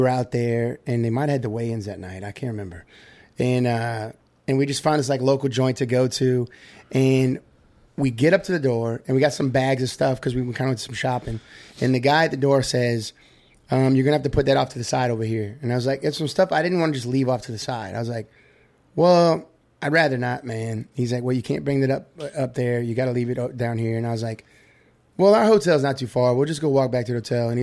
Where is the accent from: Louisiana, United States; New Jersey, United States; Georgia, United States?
Louisiana, United States; I'm from Louisiana.